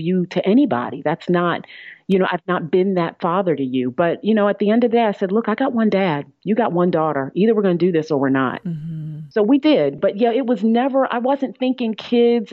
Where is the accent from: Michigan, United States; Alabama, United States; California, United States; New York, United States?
New York, United States; I'm a New Yorker